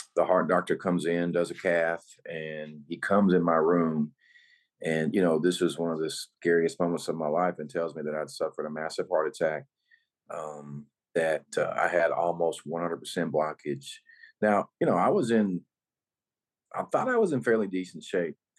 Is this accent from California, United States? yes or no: no; North Little Rock, Arkansas, United States; I uh, was born and raised in North Little Rock, Arkansas.